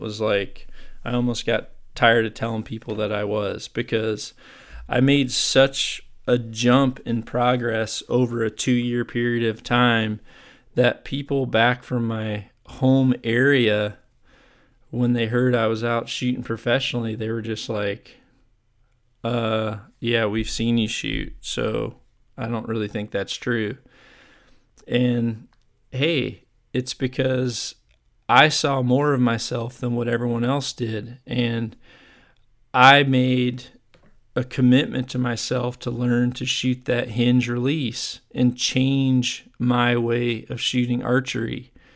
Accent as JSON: {"language": "English", "town": "Chicago", "region": "Illinois", "country": "United States", "tie": "born or raised there", "moved": "yes", "said": "I'm originally from the Chicago area. That's where I grew up and played."}